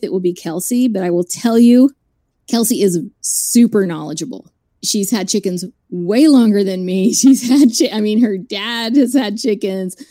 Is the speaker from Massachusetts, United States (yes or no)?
no; Dallas, Texas, United States; I grew up in Dallas